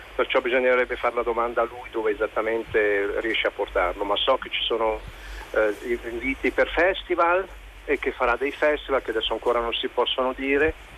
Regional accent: Switzerland; sono figlio di migranti italiani, sono cresciuto in Svizzera ma sempre anche con delle radici italiane

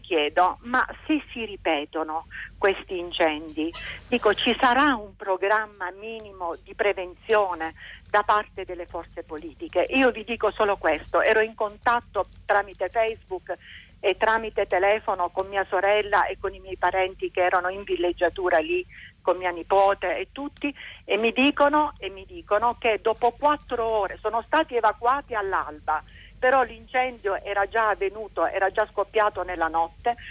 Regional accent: Rossano, Calabria, Italy; now in Modena, Italy; Io vivo a Modena ma sono nata a Rossano Calabro

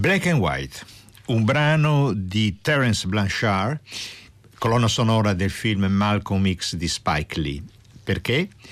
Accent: Apulia, Italy; io sono pugliese

